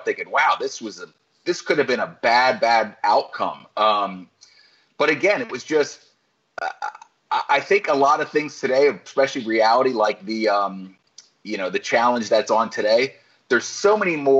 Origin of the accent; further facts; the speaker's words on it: Florida, United States; I was from Florida